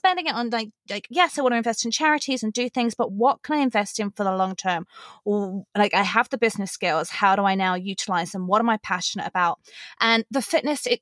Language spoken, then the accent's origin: English; England, United Kingdom; accent: English; also born or lived in Los Angeles, United States; now in Las Vegas, United States; I'm originally from England, hence the accent. And I live in Las Vegas, Nevada with my husband